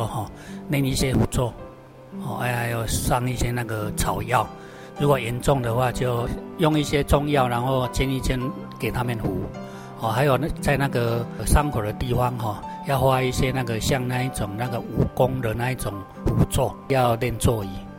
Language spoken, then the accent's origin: Chinese; Dongshan, Taiwan; 从小到大的话，我们乡下的地方哦，真的很淳朴啊，很少有遇到那种基督徒。我们是住在那个东山乡